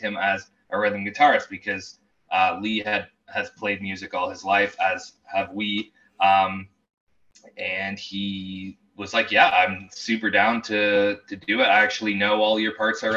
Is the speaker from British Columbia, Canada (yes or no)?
no; Oshawa, Ontario, Canada; we're from Oshawa